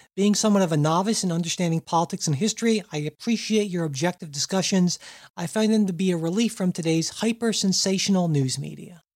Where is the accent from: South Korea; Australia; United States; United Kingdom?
United States; Ohio; I'm, I'm from Ohio